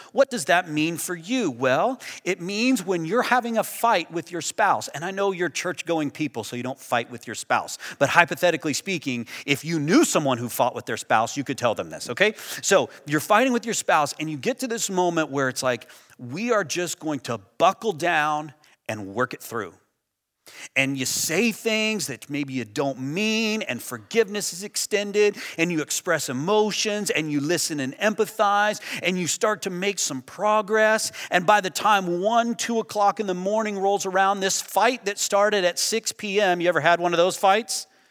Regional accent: United States; I'm American

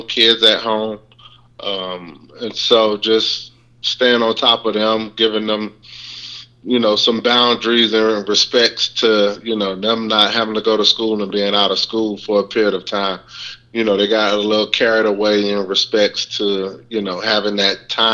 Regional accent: Miami, Florida, United States; moved away as an adult; also born or lived in New Orleans / Baton Rouge / Memphis; my hometown being Miami, Florida

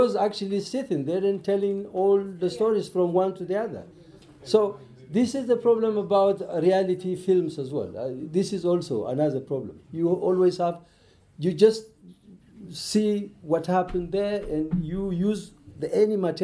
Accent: Ethiopia; I listen, Amharic, because I'm from Ethiopia.

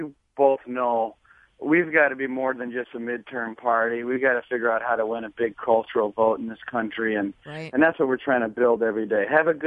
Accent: Wisconsin, United States; I grew up in Wisconsin when Illinois was Republican

